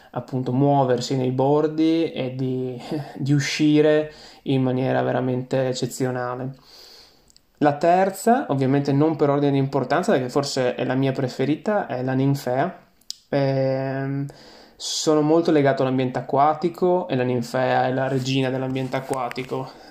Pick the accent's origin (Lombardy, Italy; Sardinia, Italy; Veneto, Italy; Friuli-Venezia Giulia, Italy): Friuli-Venezia Giulia, Italy; now in England, United Kingdom; mi riporta a casa, mi riporta ai boschi eh, della mia terra, il Friuli, eh, mi ricordo le passeggiate eh, appunto in questi boschi protetti